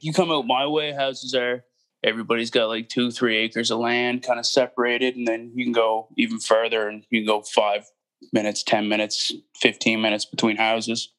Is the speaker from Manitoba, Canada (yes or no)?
no; Halifax, Nova Scotia, Canada; also born or lived in Cape Breton; I was born in Halifax, and then I've lived outside of Halifax yeah, like I say, more towards the sticks for uh, most of my life